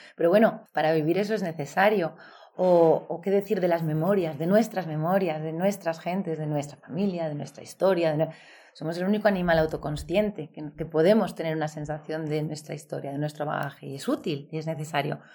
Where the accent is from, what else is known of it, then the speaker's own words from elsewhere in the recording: Valladolid, Castile and León, Spain; moved away as an adult; also born or lived in Seville / Belgium; me crié en el norte, en Valladolid, y, y allí hice mis estudios